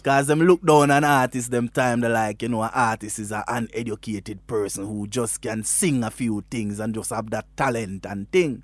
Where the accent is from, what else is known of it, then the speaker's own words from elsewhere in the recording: Westmoreland, Jamaica; moved away as an adult; now in Germany; I am from Westmoreland in Jamaica, you know. Westmoreland is a little rural district called Bart District in Westmoreland, there where my grandfather was a cane cutter and I grew with my grandparents